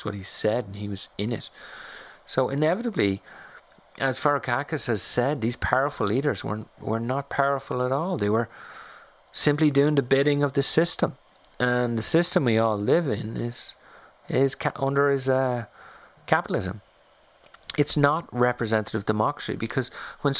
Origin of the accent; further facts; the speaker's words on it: Ireland; moved away; also born or lived in France; growing up in Ireland or living in France